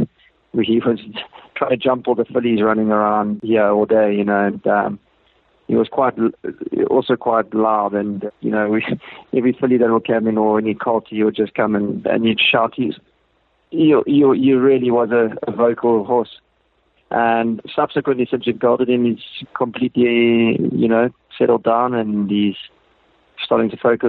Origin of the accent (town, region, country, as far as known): South Africa